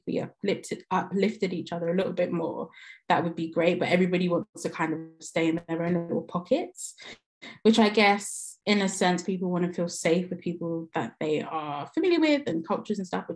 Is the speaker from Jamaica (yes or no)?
yes; Jamaica; I'm Jamaican